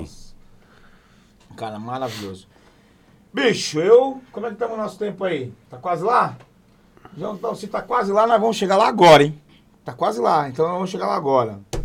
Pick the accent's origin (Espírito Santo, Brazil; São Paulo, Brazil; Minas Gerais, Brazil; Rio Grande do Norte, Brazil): São Paulo, Brazil; Eu falo bicho porque eu sou, sou, sou, sou de São Paulo, sou paulista